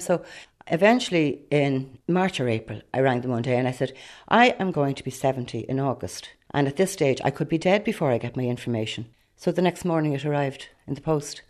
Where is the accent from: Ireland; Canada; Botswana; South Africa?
Ireland; Rush, Leinster; I'm from Rush